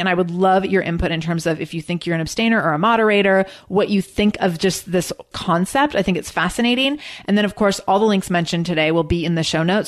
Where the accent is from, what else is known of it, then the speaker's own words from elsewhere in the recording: Seattle, Washington, United States; I'm from Seattle.